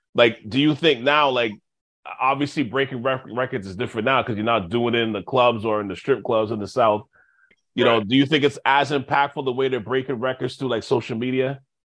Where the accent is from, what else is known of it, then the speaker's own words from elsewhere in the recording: Montreal, Quebec, Canada; I'm from Montreal